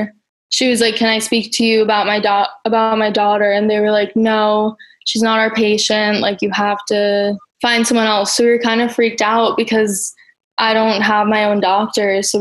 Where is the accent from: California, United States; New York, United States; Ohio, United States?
New York, United States; New York City; I'm from Brooklyn